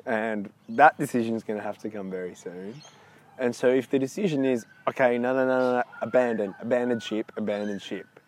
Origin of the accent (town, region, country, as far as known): Australia